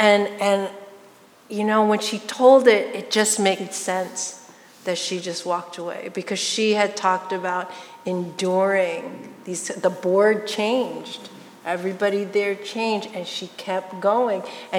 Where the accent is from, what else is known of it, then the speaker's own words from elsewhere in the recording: United States; I'm Chinese American, my parents are immigrants.